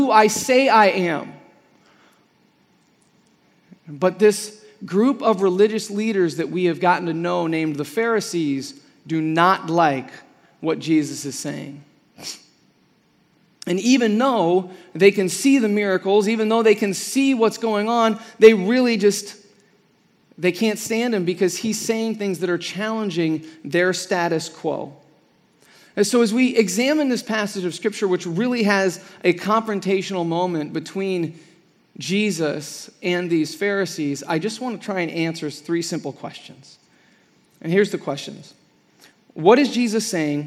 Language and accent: English; Midwest, United States; now in Arizona, United States; I'm from the Midwest, And even in the Midwest when I was growing up